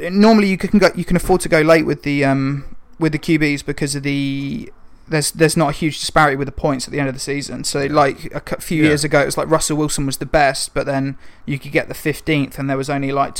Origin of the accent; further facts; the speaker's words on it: England, United Kingdom; we're English